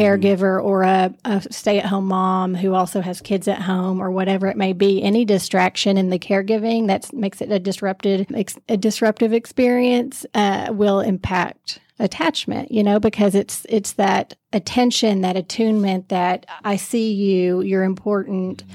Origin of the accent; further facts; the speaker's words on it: Knoxville, Tennessee, United States; moved away; I grew up in Knoxville, Tennessee